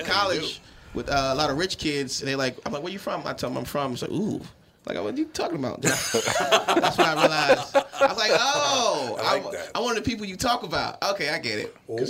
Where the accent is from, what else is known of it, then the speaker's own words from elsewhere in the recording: Washington, District of Columbia, United States; also born or lived in College Park, Maryland; I grew up in Washington, D.C., our nation's capital